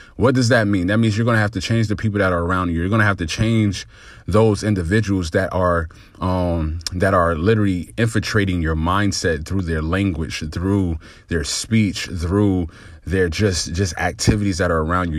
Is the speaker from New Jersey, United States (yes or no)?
yes; New Jersey, United States; growing up in New Jersey, um, by a single mother